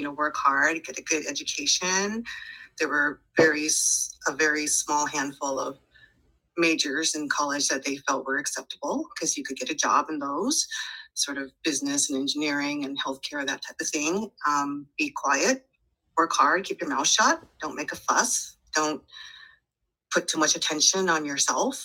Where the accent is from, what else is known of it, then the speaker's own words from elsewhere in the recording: Seattle, Washington, United States; raised in South Seattle, Beacon Hill neighborhood